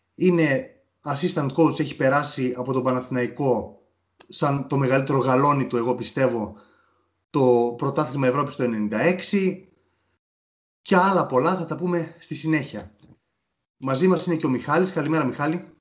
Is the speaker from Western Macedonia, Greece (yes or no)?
no; Nea Smyrni, Attica, Greece; είμαι και από τη Νέα Σμήνη